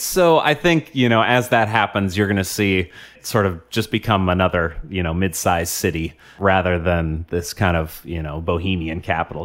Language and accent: English; Portland, Oregon, United States; I grew up in Portland before it was cool.